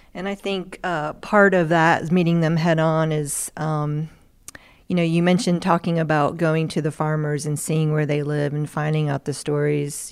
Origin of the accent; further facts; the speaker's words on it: Asheville, North Carolina, United States; I'm from Asheville, North Carolina